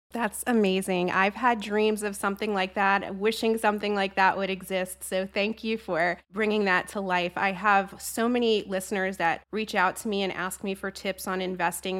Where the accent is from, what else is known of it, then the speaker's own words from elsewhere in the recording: New Jersey, United States; I'm from Jersey